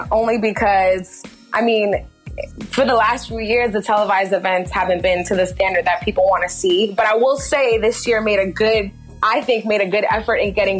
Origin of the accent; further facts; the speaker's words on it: New York City, New York, United States; now in Los Angeles, United States; As someone who's living in LA right now, disclaimer, I'm actually from Brooklyn, New York